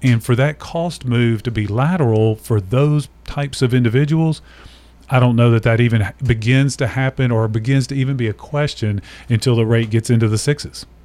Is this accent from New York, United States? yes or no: no; Nashville, Tennessee, United States; I was born and raised in Nashville, so native Nashville